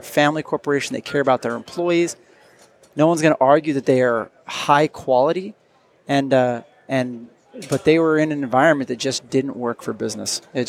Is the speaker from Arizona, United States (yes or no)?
no; Arco, Idaho, United States; now in Wyoming, United States; I actually went to high school in Idaho. I graduated from Butte High School in Arco, Idaho.